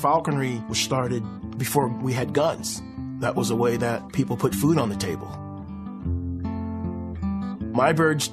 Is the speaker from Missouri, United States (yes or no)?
no; Riverside, California, United States; I grew up in Riverside, California.